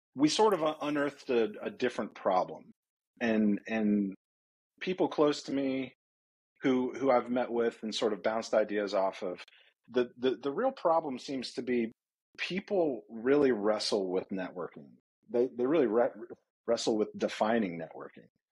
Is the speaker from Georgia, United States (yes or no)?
yes; Atlanta, Georgia, United States; I grew up in Atlanta, south side of Atlanta, the land of the golf carts